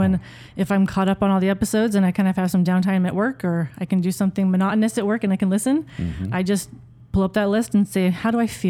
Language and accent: English; Idaho, United States; moved away as an adult; also born or lived in California; now in Utah, United States; I am originally from California. Moved up to Idaho with my family when I was about 9. And I have lived in Utah for the last 15 years.